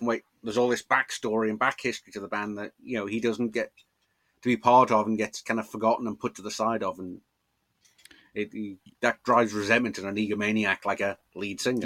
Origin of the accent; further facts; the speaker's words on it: Liverpool, North West England, United Kingdom; I grew up in Liverpool.